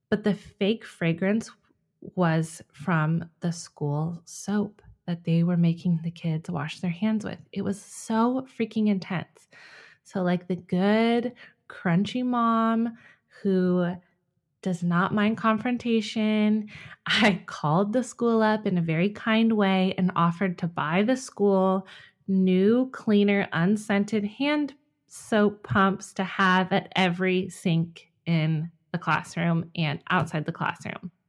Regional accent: California, United States; moved away; When we moved to Ohio from my home state of California two years ago, we enrolled Jack in preschool.

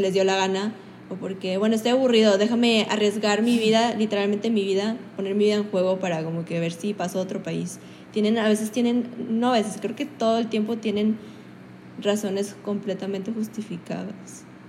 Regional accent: Mexico; nosotros tenemos nuestras raíces quieras mayas, aztecas

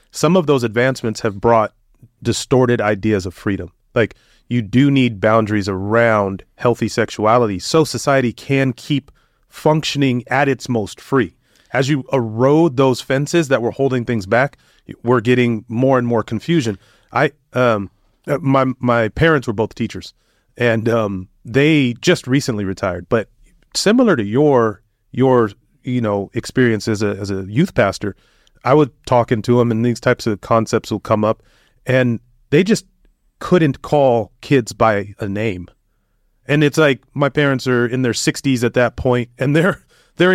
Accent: United States; an American, as a you know somebody from the United States

